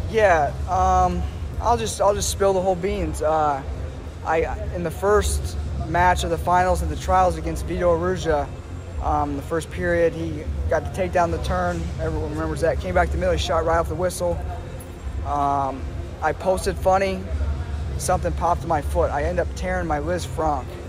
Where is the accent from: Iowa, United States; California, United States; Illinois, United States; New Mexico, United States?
Iowa, United States; moved away as an adult; born and raised in Iowa